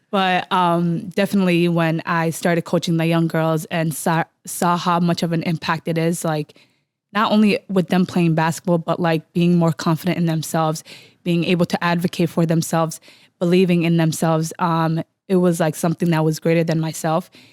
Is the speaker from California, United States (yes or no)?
no; Minneapolis, Minnesota, United States; growing up in Cedar